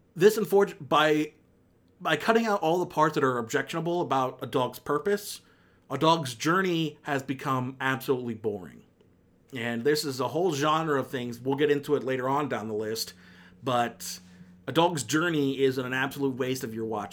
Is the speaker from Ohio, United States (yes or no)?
yes; Akron, Ohio, United States; born or raised there